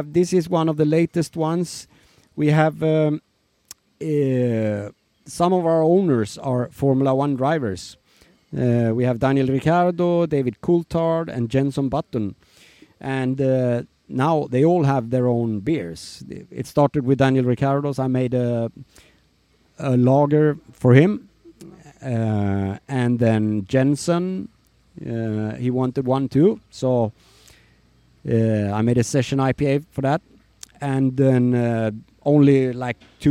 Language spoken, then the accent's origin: English; Eskilstuna, Södermanland, Sweden; moved away as an adult; also born or lived in Bangkok, Thailand; now in Nice, France; And Eskilstuna is my hometown, so that's where I come from.